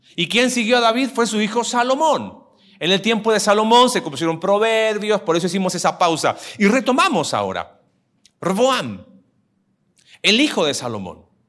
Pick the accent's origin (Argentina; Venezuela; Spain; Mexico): Mexico